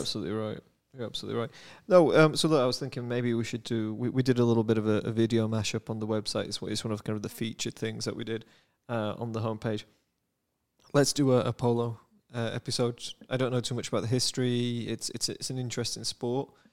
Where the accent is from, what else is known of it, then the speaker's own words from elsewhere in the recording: United Kingdom; now in United States; I am British